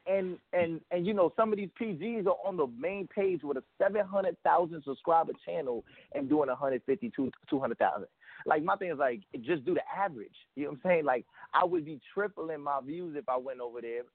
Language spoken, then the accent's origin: English; New York City, New York, United States; now in Florida, United States; I was born in Queens, bro. All that stuff. I moved to Florida, you know, obviously later on